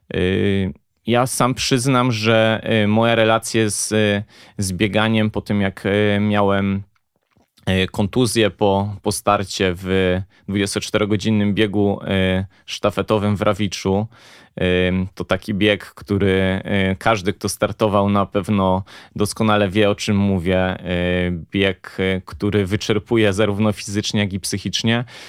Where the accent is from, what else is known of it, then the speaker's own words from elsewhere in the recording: Poznań, Greater Poland, Poland; w końcu jesteśmy z Poznania